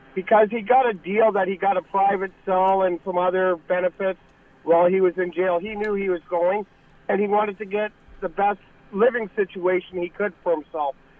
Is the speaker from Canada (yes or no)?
yes; St. Catharines, Ontario, Canada; I grew up in Port Dalhousie and lived there when all this was going on